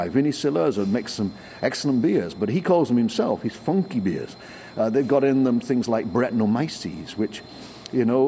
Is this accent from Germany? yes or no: no; England, United Kingdom; I'm English